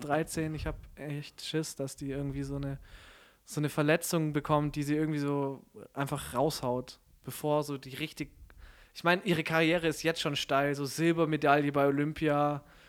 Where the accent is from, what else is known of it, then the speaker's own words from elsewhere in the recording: Stuttgart, Baden-Württemberg, Germany; also born or lived in Konstanz; ich komme aus Stuttgart